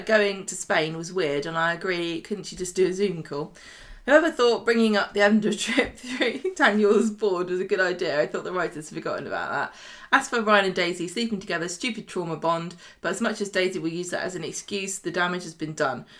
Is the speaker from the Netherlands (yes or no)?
no; England, United Kingdom; us dumb English people